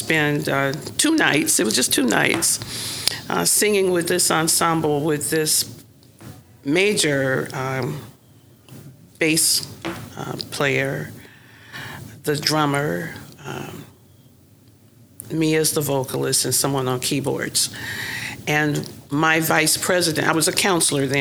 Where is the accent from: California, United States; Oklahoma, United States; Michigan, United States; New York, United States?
Oklahoma, United States; Oklahoma City; moved away as an adult; now in Sacramento, United States; I'm from Oklahoma City.